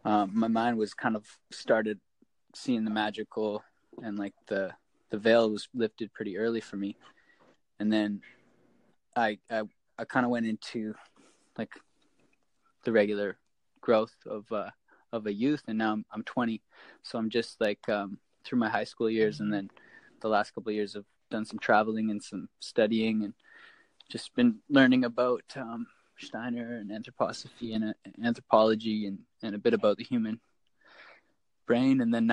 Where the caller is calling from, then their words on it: British Columbia, Canada; I'm here from Canada. I'm in British Columbia on Vancouver Island. Just in Couchin Valley here.